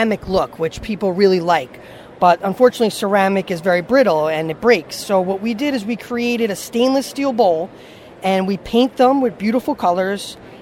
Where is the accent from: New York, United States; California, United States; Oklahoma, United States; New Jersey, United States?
New Jersey, United States; I'm from New Jersey. I live in New Jersey